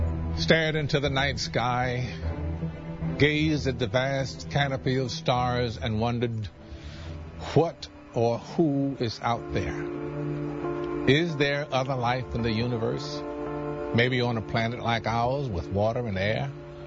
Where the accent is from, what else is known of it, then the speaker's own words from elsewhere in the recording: Mississippi, United States; As a young boy growing up in the Mississippi Delta, I'd sit on the porch in the evening with my family, and we'd talk about things.